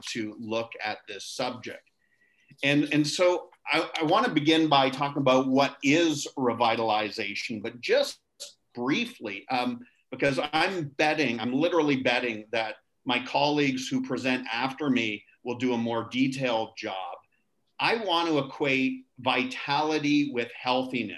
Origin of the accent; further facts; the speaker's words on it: near Toronto, Ontario, Canada; moved away as an adult; also born or lived in Niagara Falls, Ontario; now in Nassau, Bahamas; I was born and raised in Canada near Toronto, Ontario